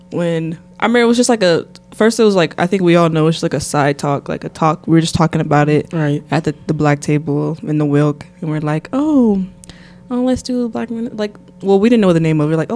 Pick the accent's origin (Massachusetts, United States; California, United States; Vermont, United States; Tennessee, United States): Tennessee, United States; Nashville; also born or lived in Columbus, Mississippi; But I'm from Nashville, Tennessee. Um, let's see. I wasn't born there, but I was basically raised there. So I always am from Nashville. I was actually born in a small town called Columbus, Mississippi.